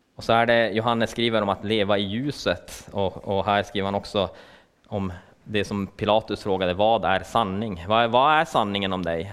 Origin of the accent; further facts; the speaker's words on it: Luleå, Norrbotten County, Sweden; jag kommer från Luleå